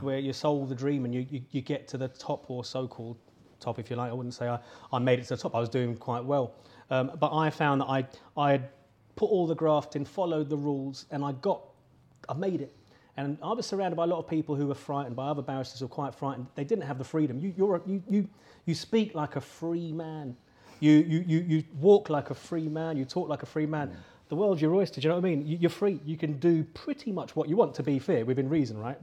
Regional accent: London, United Kingdom; I grew up in London

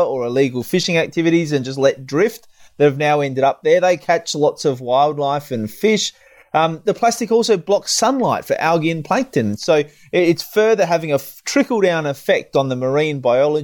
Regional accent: South Australia, Australia; my home state, South Australia

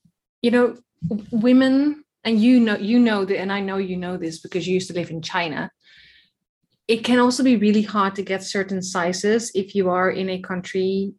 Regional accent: Netherlands; Way too Dutch for that.

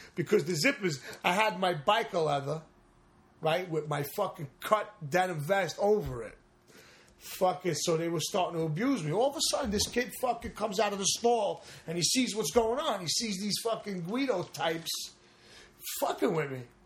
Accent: Long Island, New York, United States; born or raised there; also born or lived in Brooklyn, New York

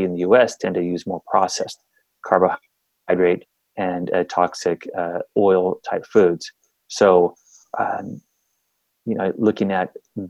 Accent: California, United States; moved away; I'm from California. I grew up down there. And I definitely do not live there anymore

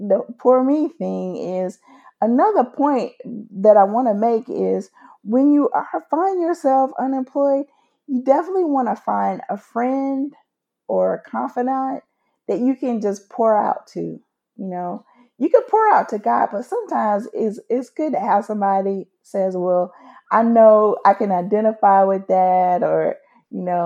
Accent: United States; being an American, living in the great old USA

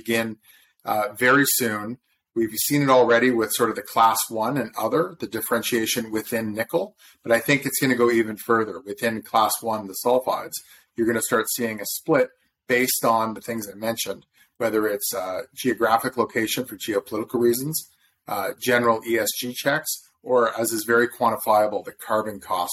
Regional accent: Southern Ontario, Canada; also born or lived in Toronto, Canada; I'm from Southern Ontario, but I went down to Harvard for undergrad

